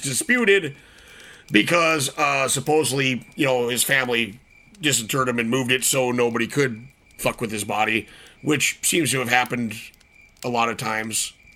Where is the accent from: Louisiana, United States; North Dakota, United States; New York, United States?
North Dakota, United States; moved away; growing up in North Dakota